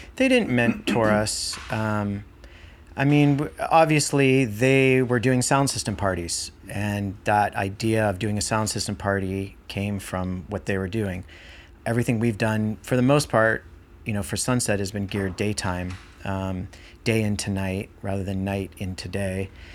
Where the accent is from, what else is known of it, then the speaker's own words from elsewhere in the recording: Marin County, California, United States; growing up here, growing up in Marin County